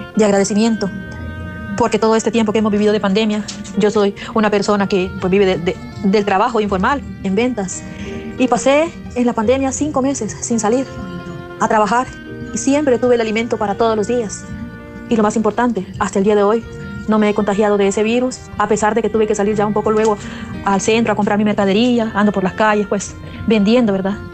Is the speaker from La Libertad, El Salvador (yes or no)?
no; Altavista, San Salvador, El Salvador; Soy de acá de Altavista